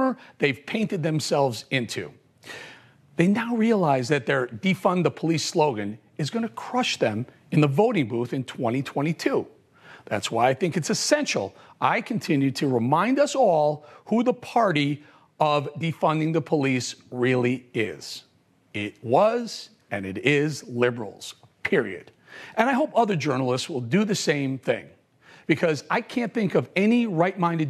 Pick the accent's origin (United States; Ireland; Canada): United States; Chicago, Illinois; now in New York City, United States; I'm born and raised in Chicago